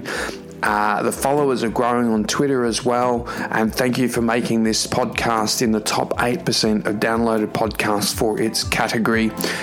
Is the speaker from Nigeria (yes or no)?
no; Melbourne, Victoria, Australia; my hometown in Melbourne in Australia